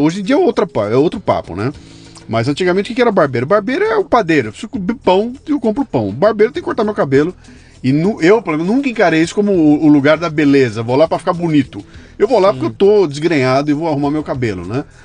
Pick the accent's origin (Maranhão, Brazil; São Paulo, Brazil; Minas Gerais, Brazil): São Paulo, Brazil; Bauru; Eu sou de Bauru, dos anos 70